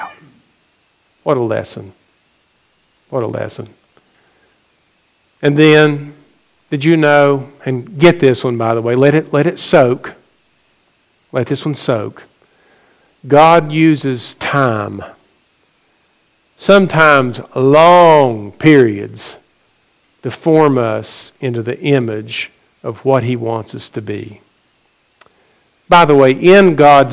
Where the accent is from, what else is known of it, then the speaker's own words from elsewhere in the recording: McDowell County, West Virginia, United States; I grew up in McDowell County, West Virginia